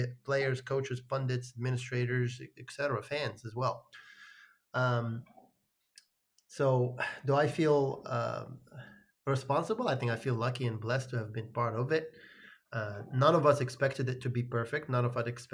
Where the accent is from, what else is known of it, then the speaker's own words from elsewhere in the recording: Morocco; moved away; I grew up in Morocco